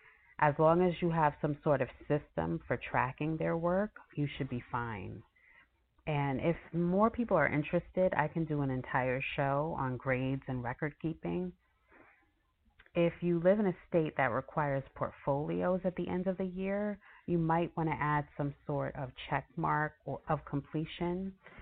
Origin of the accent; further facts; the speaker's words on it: New York, United States; So I know for myself, growing up in New York, I remember going to public school and believing that all that mattered was that I passed the class.